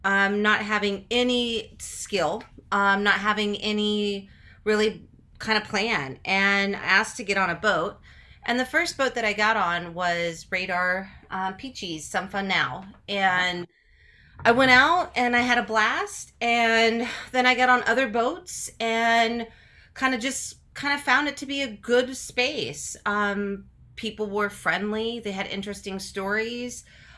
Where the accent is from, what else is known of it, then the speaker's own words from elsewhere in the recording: Kansas, United States; moved away as an adult; also born or lived in Tampa; I'm a Midwesterner. My family is from Kansas.